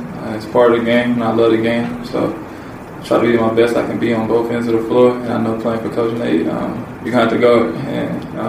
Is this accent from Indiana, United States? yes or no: yes; Indianapolis, Indiana, United States; born or raised there; moved away as an adult